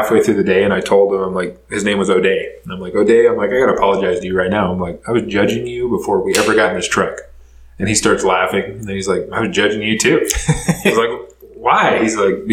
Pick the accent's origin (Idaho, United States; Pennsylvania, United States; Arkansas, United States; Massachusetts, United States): Idaho, United States; growing up in Idaho, there was not many black kids. We had a few kids at school, and I was friends with a lot of them